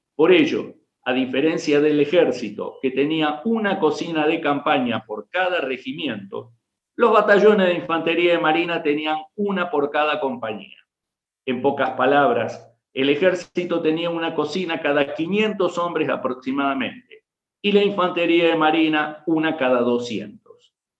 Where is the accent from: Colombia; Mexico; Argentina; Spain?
Argentina; Rafaela, Santa Fe; yo soy originario de Rafaela, Santa Fe